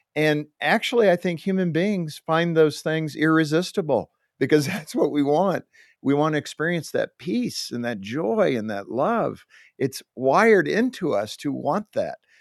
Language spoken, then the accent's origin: English; Southern California, United States; also born or lived in Compton, California; I was growing up in Southern California